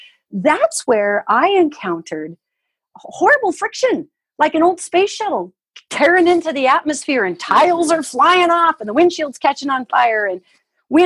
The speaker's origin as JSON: {"language": "English", "country": "United States", "also_born_or_lived": "Tucson", "said": "I only speak as an American because that's where I'm from"}